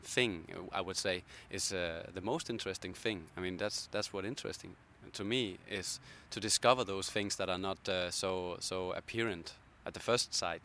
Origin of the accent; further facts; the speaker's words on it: Copenhagen, Capital Region of Denmark, Denmark; I'm from Copenhagen